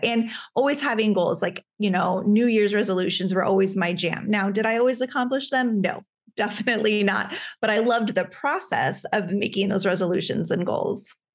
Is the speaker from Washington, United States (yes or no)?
no; Alaska, United States; I grew up in Alaska